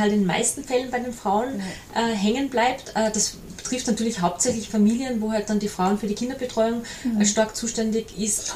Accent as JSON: {"language": "German", "region": "Salzburg", "country": "Austria", "also_born_or_lived": "Mondseeland, Salzkammergut", "said": "Ich bin eine Salzburgerin, die im schönen Mondseeland im, im Salzkammergut lebt"}